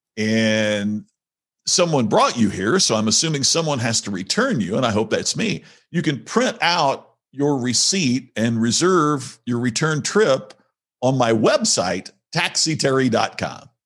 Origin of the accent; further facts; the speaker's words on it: Indiana, United States; moved away; my family's still back there in, uh, in Indiana, uh, in the United States